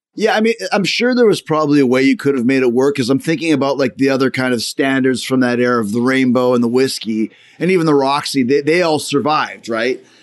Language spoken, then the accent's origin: English; Winnipeg, Manitoba, Canada; I'm from Winnipeg